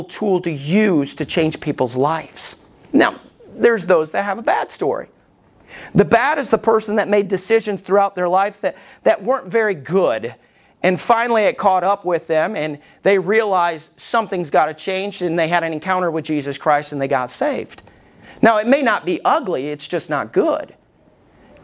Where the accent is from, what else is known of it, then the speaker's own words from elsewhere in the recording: Alabama, United States; I was growing up in Alabama